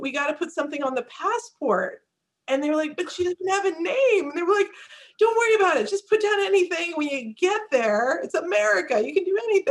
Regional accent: United States; also born or lived in India; I was 6 months old when my parents came to the United States

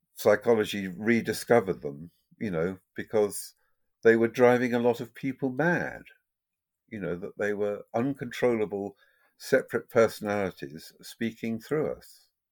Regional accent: Ireland; me being Irish

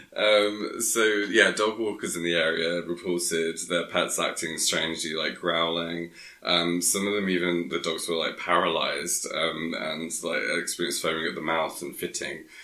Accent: Sussex, South East England, United Kingdom; I'm from Sussex

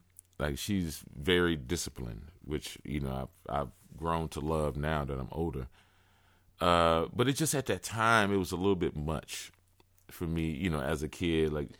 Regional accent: Houston, Texas, United States; Yeah, I grew up in Houston.

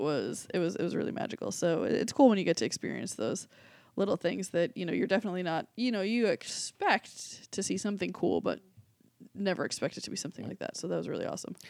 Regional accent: Boston, Massachusetts, United States; I was from Boston.

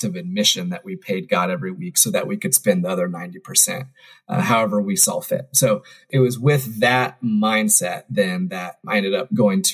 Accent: Indiana, United States; I grew up in Indiana

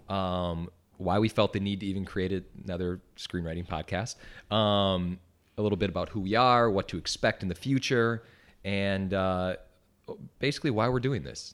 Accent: Wisconsin, United States; moved away as an adult; I'm from Wisconsin.

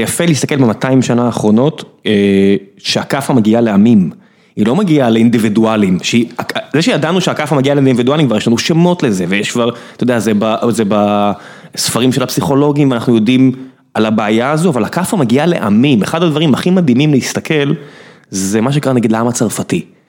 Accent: Beersheba, Southern District, Israel; אני באר שבעי

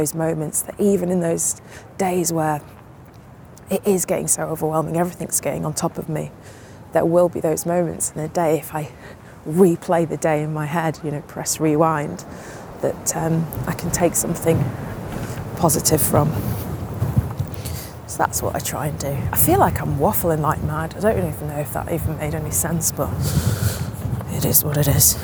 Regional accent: Manchester, North West England, United Kingdom; now in London, United Kingdom; I'm from Manchester and my mum's born and bred Mancunian, like, I've been brought up with very chatty parents

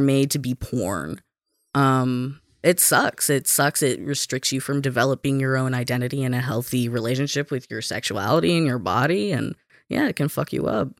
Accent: Alabama, United States; moved away as an adult; also born or lived in Kansas; now in Minnesota, United States; I was born in Kansas, um, but I grew up in Alabama.

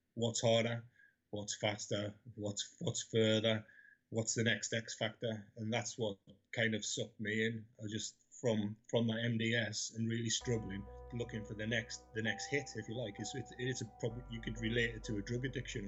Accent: Newcastle upon Tyne, North East England, United Kingdom; I grew up in Newcastle, 12 to 16

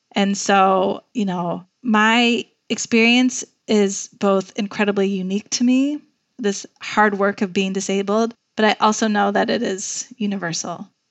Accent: Chicago, Illinois, United States; also born or lived in Washington, D.C.; I'm from Chicago. I knew Chicago would eventually be home

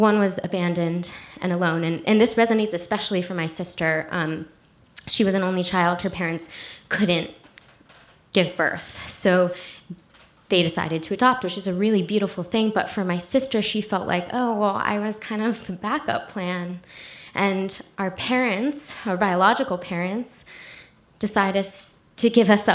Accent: New Jersey, United States; also born or lived in South Korea; I was raised in New Jersey

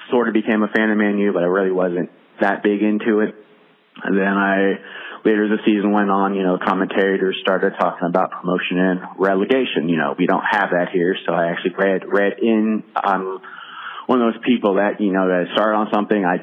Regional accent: Columbus, Ohio, United States; I'm from Columbus, Ohio.

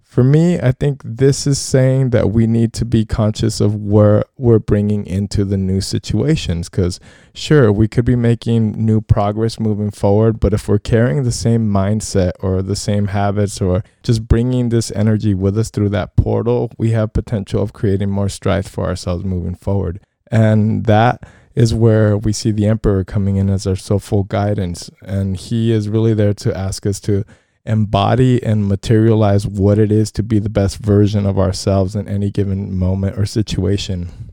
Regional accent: United States; being American, firstly, and having grown up in a society that really doesn't value our diversity

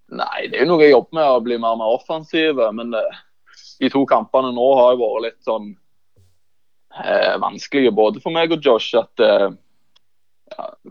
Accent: Bryne, Rogaland, Norway; moved away as an adult; also born or lived in Levanger; født og oppvokst på Bryne. Så ja, alltid vært Bryne-gutt

